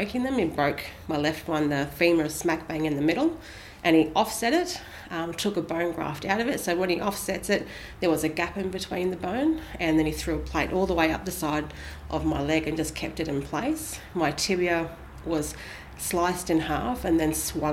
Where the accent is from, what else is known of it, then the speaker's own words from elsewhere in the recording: Australia; also born or lived in New Zealand; my mum's Australian, brought me back to Australia